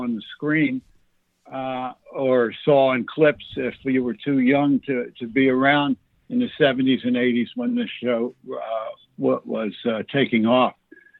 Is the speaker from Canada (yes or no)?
no; Philadelphia, Pennsylvania, United States; I grew up in Philadelphia